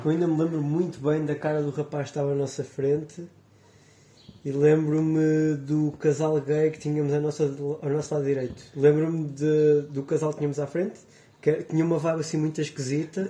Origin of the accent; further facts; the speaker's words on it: Portugal; Nós somos portugueses, estamos habituados a pôr do sol sobre o mar